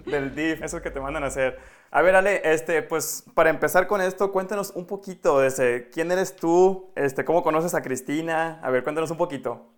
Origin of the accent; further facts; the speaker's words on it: Concordia, Mexico; yo soy de Concordia, también del norte